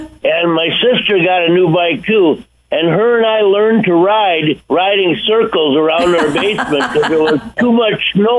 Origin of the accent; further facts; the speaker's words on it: Wisconsin, United States; I grew up in Wisconsin.